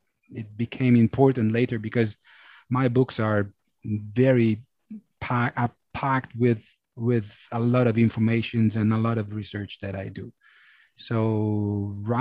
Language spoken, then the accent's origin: English; Rome, Lazio, Italy; also born or lived in Amsterdam, Netherlands; I'm from Rome, I'm from Italy